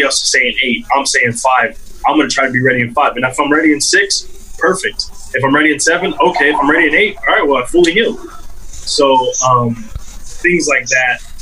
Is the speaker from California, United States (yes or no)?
no; South Texas, United States; growing up in South Texas